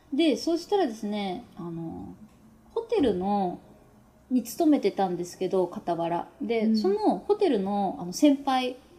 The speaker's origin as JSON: {"language": "Japanese", "region": "Yamaguchi", "country": "Japan", "tie": "born or raised there", "moved": "as an adult", "lives_now": "Nagano, Japan", "said": "実家私山口県なんですけど"}